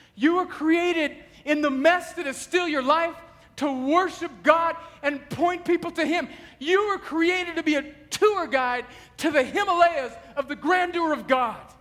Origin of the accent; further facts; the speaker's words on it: United States; we as rugged American individuals